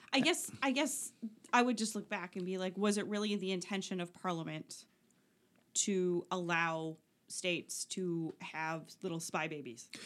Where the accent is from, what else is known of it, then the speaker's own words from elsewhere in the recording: Oshawa, Ontario, Canada; I'm from Oshawa